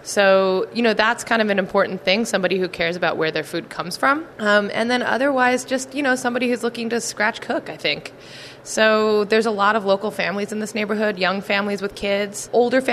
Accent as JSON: {"language": "English", "region": "New Jersey", "country": "United States", "also_born_or_lived": "New York / central Pennsylvania / California", "moved": "as an adult", "lives_now": "Philadelphia, United States", "said": "Originally, I'm from New Jersey"}